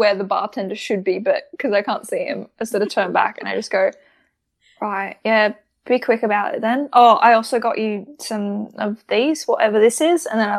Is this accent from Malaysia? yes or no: no; United Kingdom; Wait, no, I'm British.